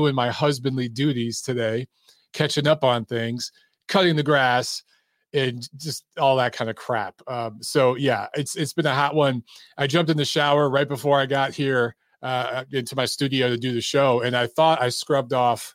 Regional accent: Michigan, United States; moved away as an adult; now in Atlanta, United States; that's where we're from. We're from Michigan

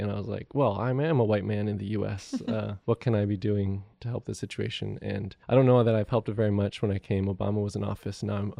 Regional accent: Macau; So I grew up in Macau, China, and if people are familiar with Hong Kong, it's just across the Pearl River Delta from Hong Kong.

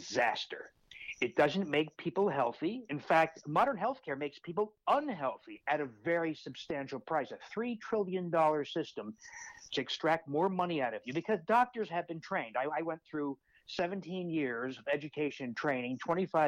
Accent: New Jersey, United States; moved away as an adult; now in Milwaukee, United States; I grew up in New Jersey, actually not too far from where you are. I now live in Milwaukee, Wisconsin.

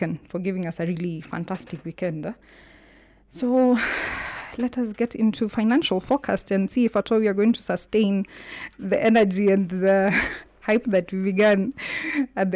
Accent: Kenya; being Kenyan

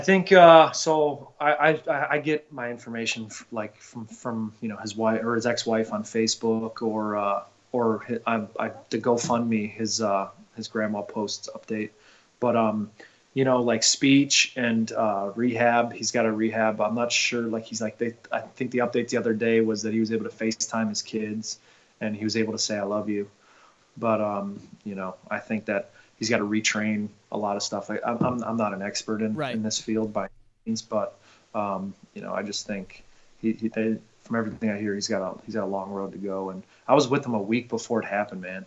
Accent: Northfield, Ohio, United States; I'm from Northfield, which is Nordonia Hills uh, school

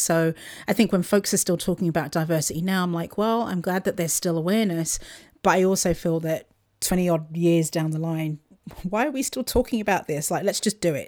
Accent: Luton, East of England, United Kingdom; moved away; Luton, which is my, my hometown, just outside of London

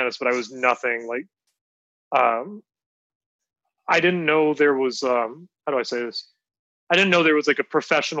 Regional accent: Dallas, Texas, United States; moved away as an adult; also born or lived in New York City; I grew up in Dallas, Texas

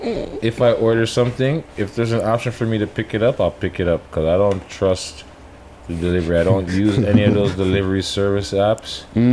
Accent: Canada; But let's go Juno first because we're Canadian.

